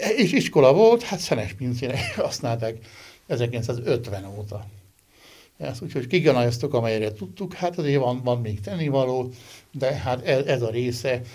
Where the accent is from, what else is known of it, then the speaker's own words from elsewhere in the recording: Great Hungarian Plain, Hungary; én, aki különben alföldi születésű vagyok